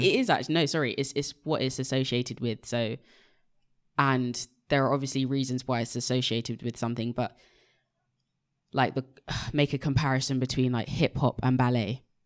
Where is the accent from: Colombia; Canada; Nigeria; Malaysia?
Nigeria; being Nigerian